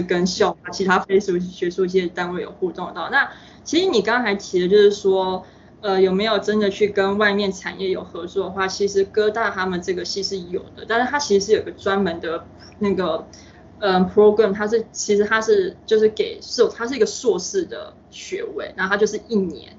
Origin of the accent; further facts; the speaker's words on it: Taipei, Taiwan; moved away as an adult; also born or lived in New York, United States; now in United States; 我自己是台北市长大的，那就都是大都市